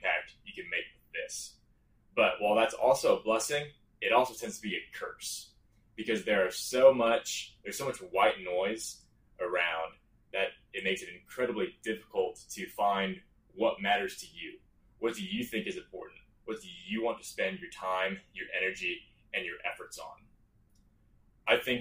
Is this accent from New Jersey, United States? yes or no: no; Strasburg, Illinois, United States; I'm from Strasburg, Illinois, teeny tiny village in Shelby County, Illinois, about 20 minutes north of Effingham